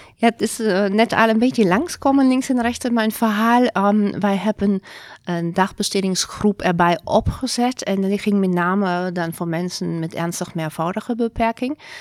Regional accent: Germany; Dutch is a second language; moved away as an adult; also born or lived in Zurich, Switzerland; now in Netherlands; ik kom niet van Nederland. Ik ben geboren in Duitsland.

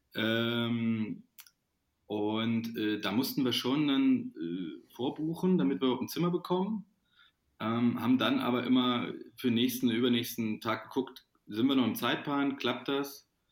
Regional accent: Thuringia, Germany; now in Cologne, Germany; die wir in Thüringen in meiner Heimat gemacht haben, im Frauenwald

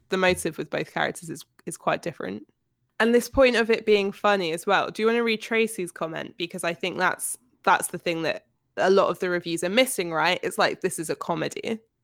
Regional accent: United Kingdom; by my virtue of being British

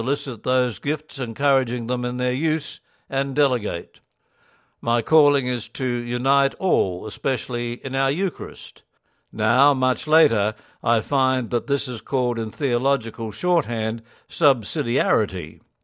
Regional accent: New Zealand; moved away as an adult; now in Japan; I come from New Zealand

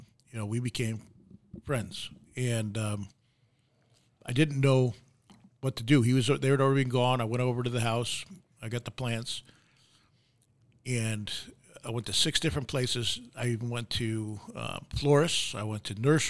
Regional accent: Westchester, New York, United States; moved away; I grew up in Westchester. Westchester's just north of the city.

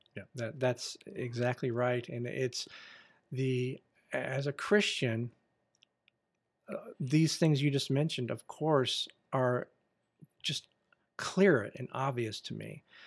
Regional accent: United States; I am an American

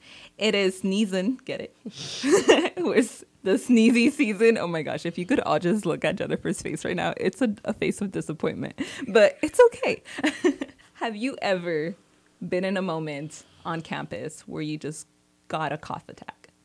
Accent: Salinas, California, United States; also born or lived in San Jose; I was born and raised in Salinas

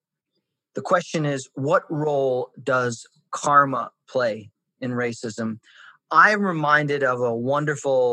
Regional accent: New York City, New York, United States; growing up in Brooklyn on a stoop with people from 13 nationalities

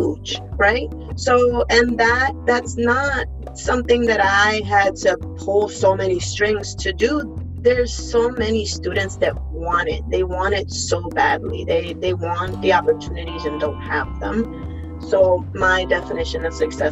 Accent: Puerto Rico; English is a second language; moved away; I was born and raised on the island

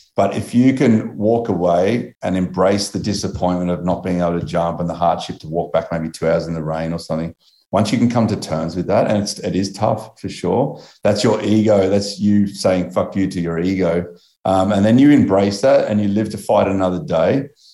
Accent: Australia; I'm Australian

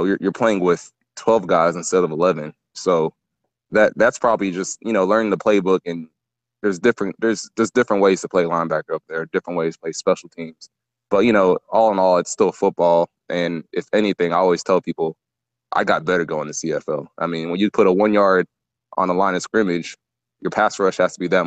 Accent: Texas, United States; also born or lived in Nigeria / New York; my family got a lottery visa to come to America when I was 3, and New York was the first place we landed at. But ever since then, I've been in Texas my whole life

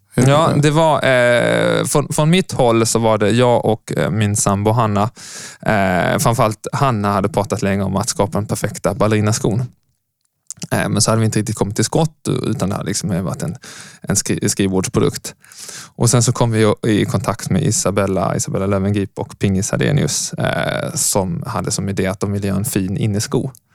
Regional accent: Lund, Skåne, Sweden; moved away as an adult; also born or lived in Uppsala; Jag kom från Lund. Född på 80-talet. Eh, men lämnade Lund för att sen plugga ekonomi i Uppsala

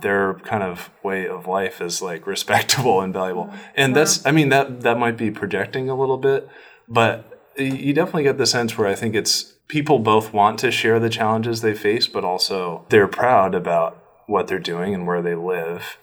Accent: Norway, Maine, United States; moved away; i was born and raised in this town in Norway

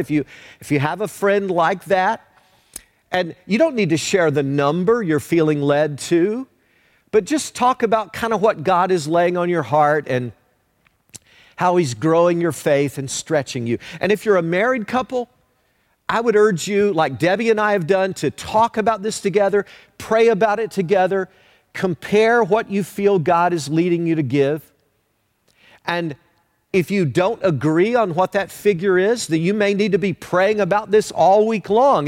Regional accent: Leoma, Tennessee, United States; growing up in Leoma, Tennessee

